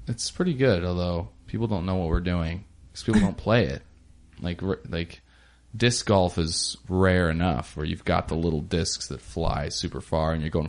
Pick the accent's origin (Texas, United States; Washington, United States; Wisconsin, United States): Washington, United States; Ellensburg; I grew up in Ellensburg, and right next to that is a really small town called Kittitas.